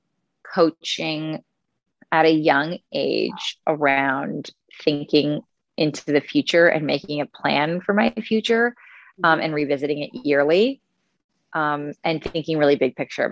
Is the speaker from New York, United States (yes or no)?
yes; Westchester, New York, United States; also born or lived in Italy; now in New York City, United States; I am from Westchester